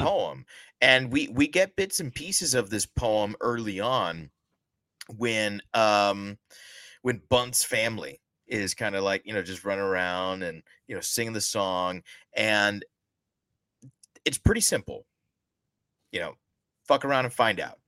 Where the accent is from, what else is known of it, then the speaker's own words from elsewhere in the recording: the South, United States; we're both from the South